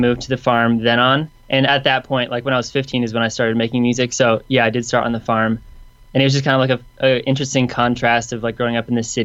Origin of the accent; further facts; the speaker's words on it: Michigan, United States; now in Nashville, United States; I'm from Michigan